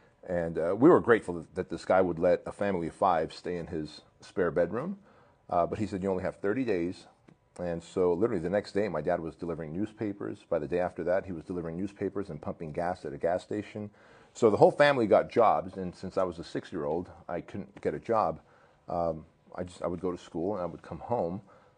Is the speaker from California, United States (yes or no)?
yes; Santa Ana, California, United States; born or raised there; English is a second language; also born or lived in Soviet Union